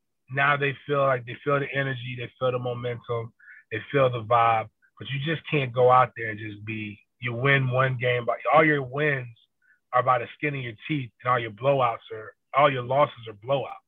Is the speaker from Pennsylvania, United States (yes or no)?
no; Tallahassee, Florida, United States; I know Dugan from the same around the same area I'm from in Tallahassee.